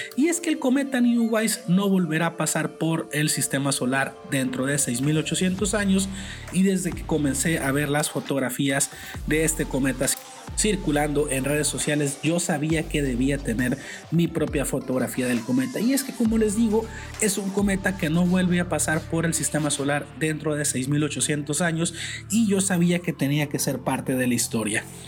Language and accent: Spanish; Culiacán, Sinaloa, Mexico; soy originario de Culiacán, Sinaloa, en el noroeste de México